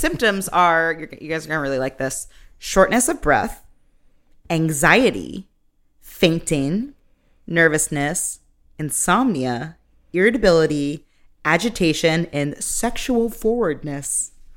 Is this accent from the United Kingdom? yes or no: no; Massachusetts, United States; growing up in Massachusetts, where you read the Crucible in fourth, sixth, and senior year